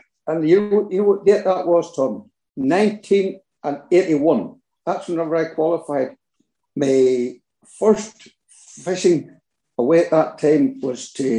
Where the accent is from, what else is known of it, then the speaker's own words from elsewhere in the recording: Ballymoney, Northern Ireland, United Kingdom; now in Garvagh, United Kingdom; I'm originally from Ballymoney, County Antrim